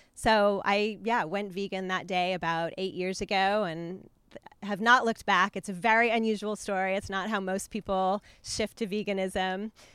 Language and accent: English; New Mexico, United States; I grew up in New Mexico